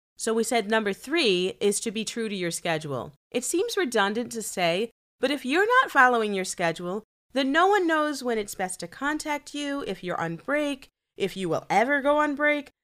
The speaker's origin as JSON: {"language": "English", "town": "Chicago", "region": "Illinois", "country": "United States", "said": "I'm from Chicago."}